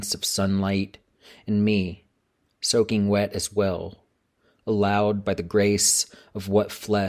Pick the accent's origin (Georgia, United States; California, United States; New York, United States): Georgia, United States; a manuscript about my home state of Georgia.